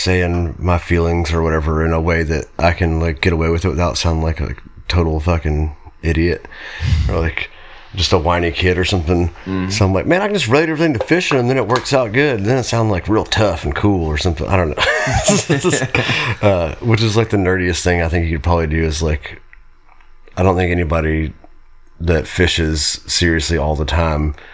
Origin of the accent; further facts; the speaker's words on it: Nashville, Tennessee, United States; now in Colorado, United States; I grew up in Nashville